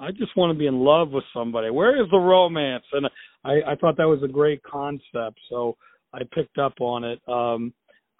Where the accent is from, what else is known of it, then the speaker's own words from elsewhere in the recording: United States; as an American